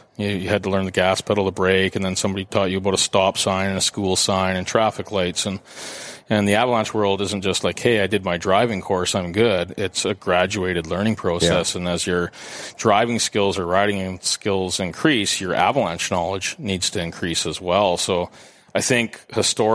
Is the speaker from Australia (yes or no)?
no; Canada; I'm not from Edmonton, but I'm from Canada